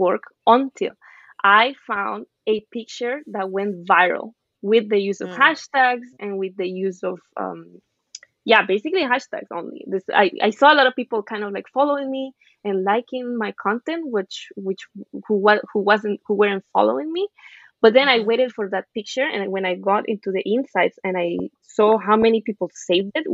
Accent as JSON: {"language": "English", "country": "Venezuela", "tie": "born or raised there", "moved": "yes", "lives_now": "New York City, United States", "said": "I grew up in Venezuela."}